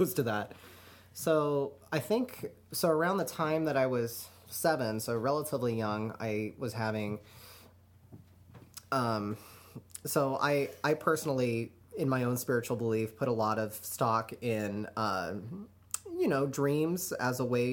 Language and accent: English; Reno, Nevada, United States; I grew up in Reno